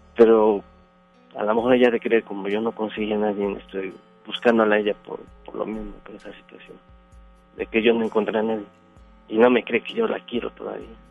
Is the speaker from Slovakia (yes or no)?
no; Puebla, Mexico; moved away as an adult; now in Monterrey, Mexico; Yo soy del estado de Puebla. Yo tengo 10 años radicando aquí en Monterrey